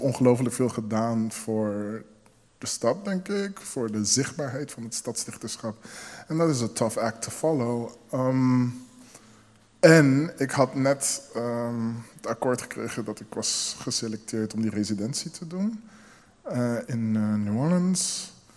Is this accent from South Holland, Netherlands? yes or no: yes; Rotterdam, South Holland, Netherlands; mijn zusje en ik zijn dus eh, in Nederland geboren. Ik ben een vrij verse Rotterdammer. Ehm, al moet ik wel eerlijk zijn dat een heel groot deel van mijn opgroeien in deze stad zich heeft afgespeeld.